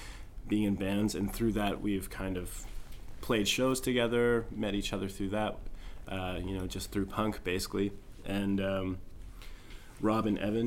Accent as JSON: {"language": "English", "town": "Moncton", "region": "New Brunswick", "country": "Canada", "tie": "born or raised there", "moved": "yes", "lives_now": "Edmonton, Canada", "said": "Moncton, my hometown"}